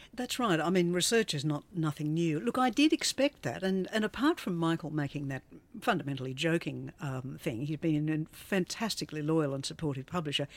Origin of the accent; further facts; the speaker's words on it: Australia; also born or lived in London; I am Australian